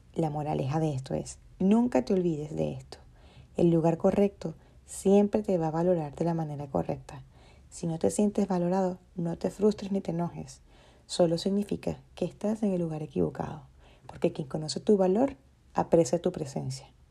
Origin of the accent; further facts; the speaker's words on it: Maracaibo, Zulia, Venezuela; moved away; volvería a mi ciudad natal. ¿Y qué creen? Dejé de ser la maracucha